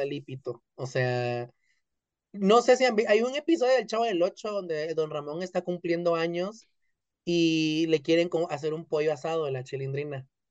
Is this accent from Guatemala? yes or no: yes; Guatemala; aquí adentro, en mi país, pues, en Guatemala